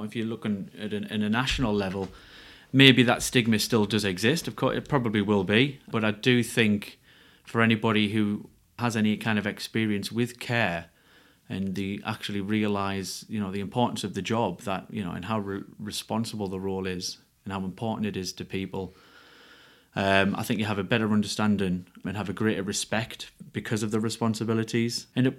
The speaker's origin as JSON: {"language": "English", "town": "Ferryhill", "region": "North East England", "country": "United Kingdom", "said": "I'm from Ferry Hill in County Durham."}